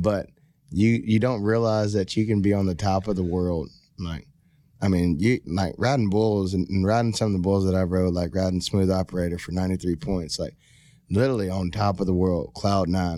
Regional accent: Rockdale, Texas, United States; also born or lived in Baytown, Texas; I'm originally from a small town called Rockdale, Texas

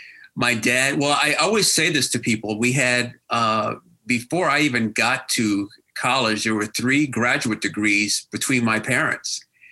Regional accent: Scotch Plains, New Jersey, United States; I grew up in Union County. I went to Scotch Plains Banwood High School.

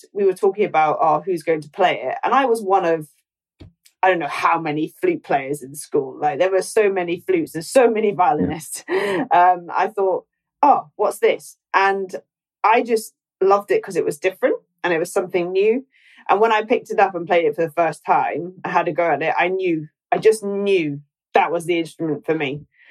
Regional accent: Scotland, United Kingdom

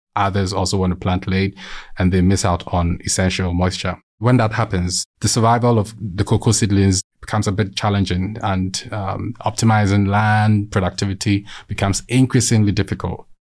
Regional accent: Ghana; moved away; I hail from Ghana, a neighboring country to Cote d'Ivoire

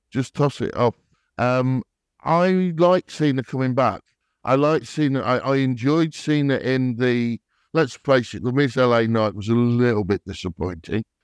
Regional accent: England, United Kingdom; I'm English or British

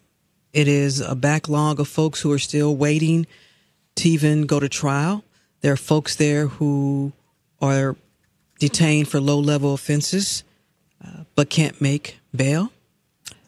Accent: St. Louis, Missouri, United States; moved away as an adult; now in Atlanta, United States; my hometown of St. Louis

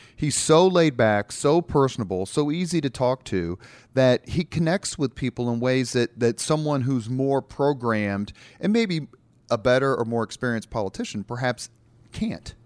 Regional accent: Indianapolis, Indiana, United States; I grew up on the East Side

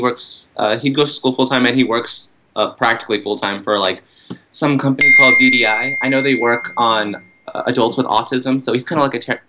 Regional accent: Texas, United States; moved away as an adult; now in New York City, United States; I'm from Texas, and I'm like a combination of things. So, when I'm in Texas, it's easier to say I'm Mexican-American or Hispanic in that sense.

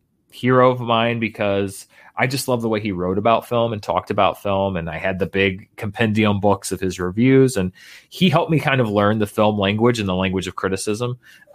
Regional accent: Little Rock, Arkansas, United States; Now there are two or three theaters where I grew up in Little Rock that have, you know, screens that will run films like that.

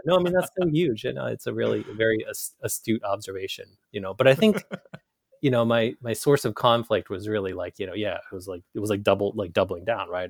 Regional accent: Carlisle, Pennsylvania, United States; also born or lived in Ho Chi Minh City, Vietnam; now in Portland, Maine, United States; growing up in Carlisle

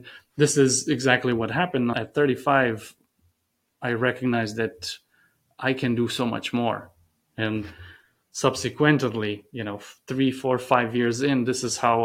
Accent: Romania; moved away as an adult; now in United States; growing up in Romania.

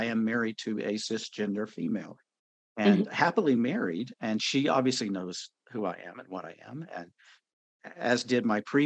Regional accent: North Carolina, United States; I was born and raised in North Carolina, so I am a Bible Belt Southern boy

